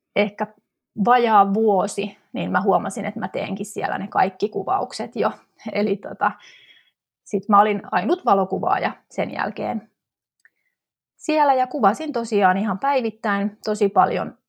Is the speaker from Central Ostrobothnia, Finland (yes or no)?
no; Tampere, Pirkanmaa, Finland; moved away as an adult; now in Helsinki metropolitan area, Finland; 2005 vuonna mä muutin sitten pääkaupunkiseudulle Tampereelta, mistä, mistä on kotoisin